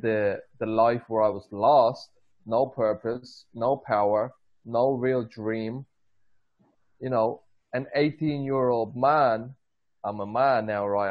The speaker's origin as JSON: {"language": "English", "country": "Ireland", "tie": "born or raised there", "moved": "yes", "said": "I grew up 12 years in Ireland."}